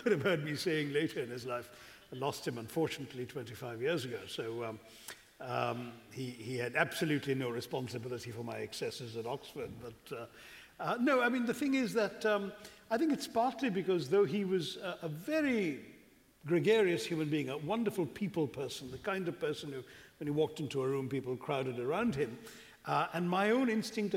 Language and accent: English; India; also born or lived in London; I was born in London. But then we went back to India when I was about 2.5, and I grew up all over India